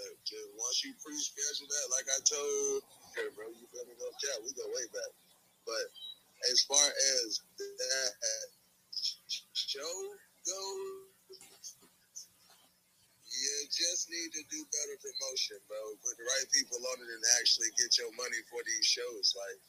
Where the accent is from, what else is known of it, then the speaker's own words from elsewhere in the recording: Florida, United States; Like, bitch, I'm from Florida. Straight up.